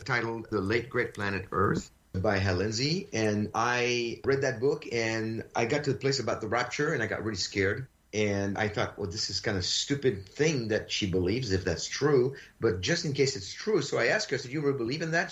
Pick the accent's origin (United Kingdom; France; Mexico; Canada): France; I was born in France of a Jewish family